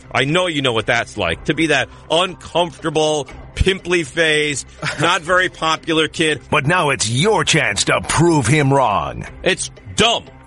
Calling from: Boston, Massachusetts, United States; So I'm actually calling from Boston today, so I have a Boston question.

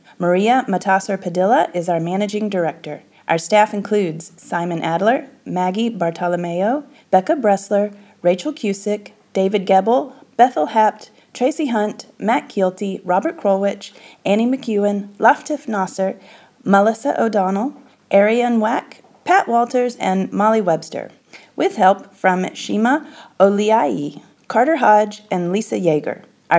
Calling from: Abuja, Federal Capital Territory, Nigeria; I'm calling from Abuja, Nigeria.

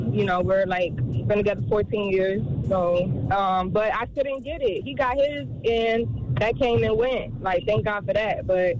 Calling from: Miami, Florida, United States; And we're calling from Miami.

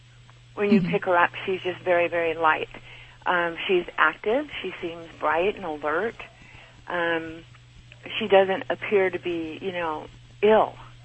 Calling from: Stephenville, Texas, United States; I'm calling from Stephenville, Texas.

